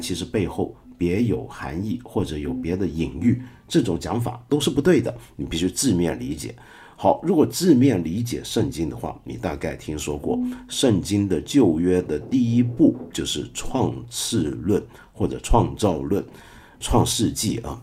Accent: China; 我们中国人

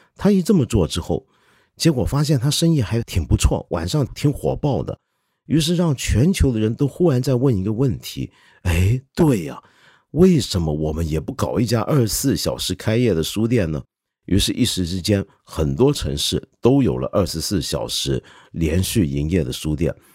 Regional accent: China; 包括我们中国人

